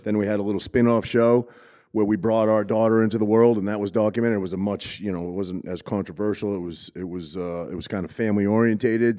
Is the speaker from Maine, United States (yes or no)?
yes; Cherryfield, Maine, United States; moved away; I grew up in Maine, little tiny East Coast